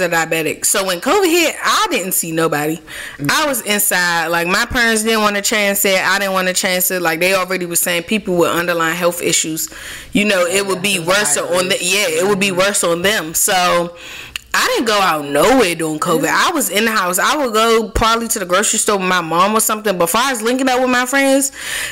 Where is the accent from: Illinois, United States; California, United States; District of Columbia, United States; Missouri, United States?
District of Columbia, United States; Washington; I take pride in being born and raised in Southeast DC